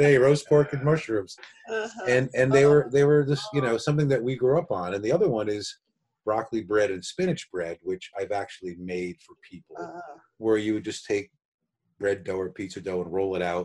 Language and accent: English; New Haven, Connecticut, United States; moved away as an adult; now in Hudson Valley, United States; So New Haven, I grew up in New Haven. I was there until I was 22